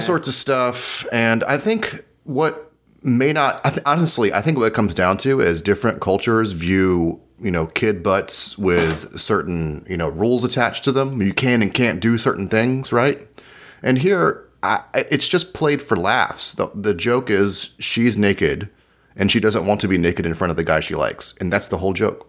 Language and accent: English; United States; speaking as an American